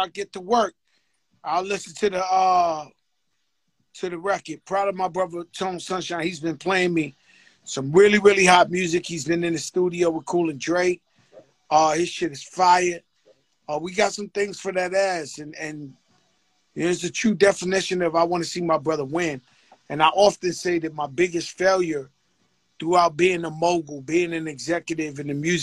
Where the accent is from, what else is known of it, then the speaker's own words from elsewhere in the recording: New York City, New York, United States; I grew up in the Bronx